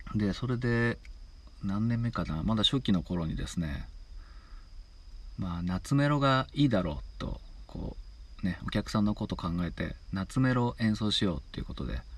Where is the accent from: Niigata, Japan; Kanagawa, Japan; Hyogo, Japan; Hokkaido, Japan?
Niigata, Japan; Tsubame; 僕の地元の小池って いう、まあ、燕市の 新潟県燕市小池っていうところで